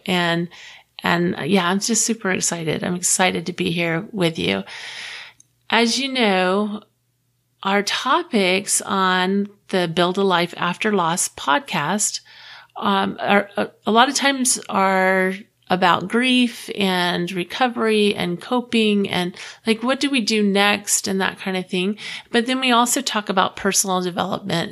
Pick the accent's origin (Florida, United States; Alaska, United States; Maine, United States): Florida, United States; Clearwater; moved away as an adult; also born or lived in Texas; I grew up in Clearwater, Florida